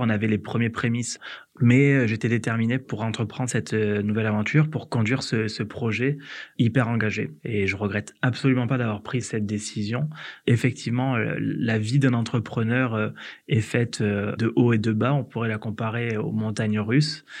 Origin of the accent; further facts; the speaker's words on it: Hérault valley, Occitania, France; moved away as an adult; also born or lived in Paris; moi, je suis originaire de la vallée de l'Hérault, donc c'est en Occitanie, j'ai quitté du coup ma région euh, natale pour euh, mes études